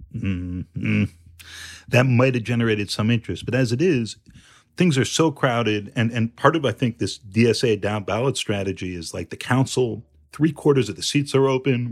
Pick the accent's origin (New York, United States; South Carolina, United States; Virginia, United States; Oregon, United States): New York, United States; a New Yorker